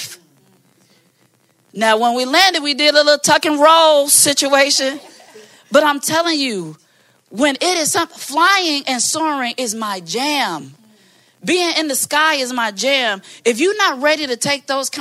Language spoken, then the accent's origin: English; Maywood, Illinois, United States; I'm from Maywood